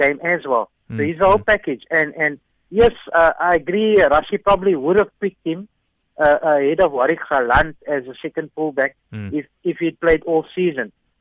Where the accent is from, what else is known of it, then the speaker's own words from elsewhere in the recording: Cape Town, Western Cape, South Africa; I'm from Cape Town